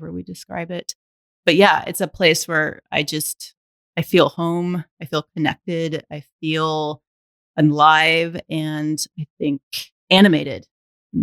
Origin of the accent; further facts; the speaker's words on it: Alabama, United States; I was born and raised in Alabama.